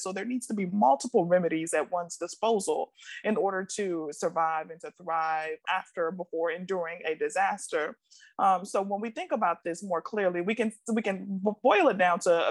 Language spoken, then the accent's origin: English; Milwaukee, Wisconsin, United States; now in Washington, D.C., United States; I was born and raised in Milwaukee, Wisconsin, so I am a Midwest girl at heart